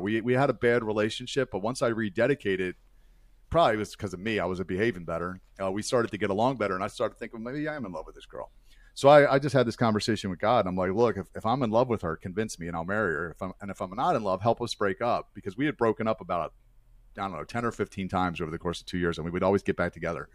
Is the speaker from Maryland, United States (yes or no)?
yes; Baltimore, Maryland, United States; I, uh, was born and raised in Baltimore, Maryland, where, where I still currently reside